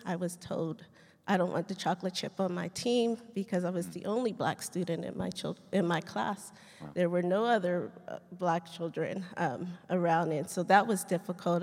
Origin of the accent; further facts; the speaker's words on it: Riverside, California, United States; moved away as an adult; also born or lived in Lakewood, California; now in Fort Worth, United States; I was born in Lakewood, California, uh, but I was actually raised in Riverside